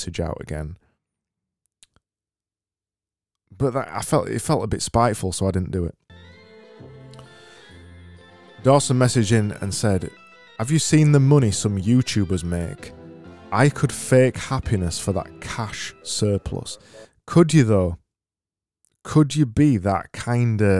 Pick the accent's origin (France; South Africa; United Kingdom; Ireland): United Kingdom; Yorkshire and the Humber; accent: Yorkshire; my Yorkshire accent